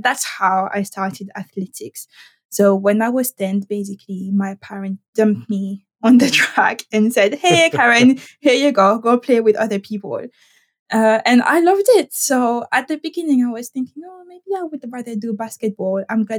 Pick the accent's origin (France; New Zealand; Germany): France; Caribbean; English is a second language; I am not from Paris, and I'm trying very hard not to sound too French, but this is me, and this is how you get me. So I am French, but from the Caribbean.